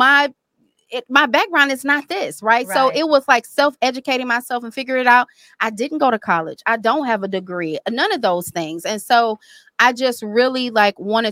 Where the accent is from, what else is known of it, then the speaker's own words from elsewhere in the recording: Detroit, Michigan, United States; moved away; also born or lived in Florida; born and raised here